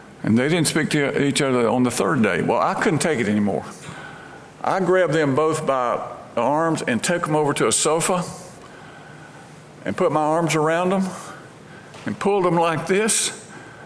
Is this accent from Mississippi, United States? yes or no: yes; Brandon, Mississippi, United States; moved away as an adult; now in Memphis, United States; my hometown in Brandon, Mississippi